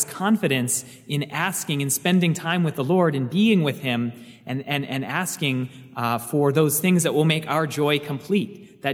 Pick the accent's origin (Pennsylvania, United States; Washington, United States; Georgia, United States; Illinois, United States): Washington, United States; Seattle; moved away as an adult; also born or lived in Virginia; now in Manassas, United States; I grew up in the Seattle area where I was homeschooled, and what brought me to Virginia was I attended Christendom College